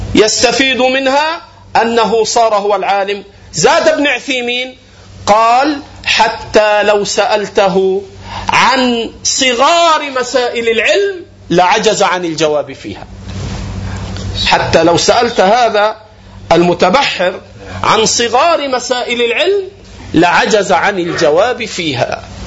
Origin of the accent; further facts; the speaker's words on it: Egypt; عندنا في مصر